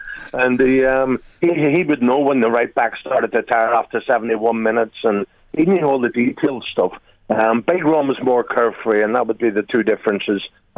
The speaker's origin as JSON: {"language": "English", "town": "Belfast", "region": "Northern Ireland", "country": "United Kingdom", "tie": "born or raised there", "said": "When you're a kid growing up in Belfast, in the back streets there"}